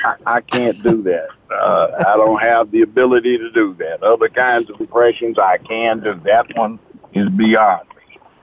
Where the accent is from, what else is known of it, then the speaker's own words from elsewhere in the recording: Los Angeles, California, United States; moved away as an adult; also born or lived in Memphis, Tennessee; I grew up in Los Angeles.